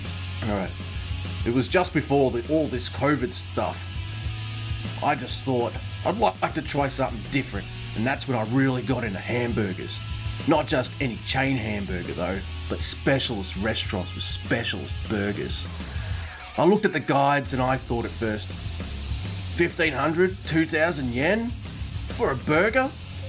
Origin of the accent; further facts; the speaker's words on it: Kanagawa, Japan; I found some amazing places in my hometown area around... Fuck. Kanagawa.